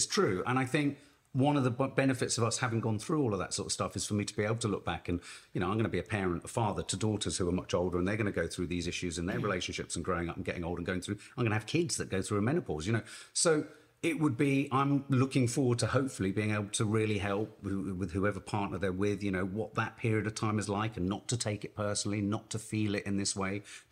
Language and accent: English; United Kingdom; as a British man